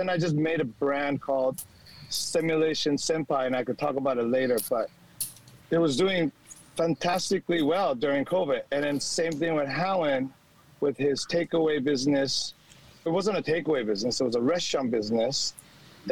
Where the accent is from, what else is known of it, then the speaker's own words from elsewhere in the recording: California, United States; now in Sydney, Australia; I'm an American coming from California.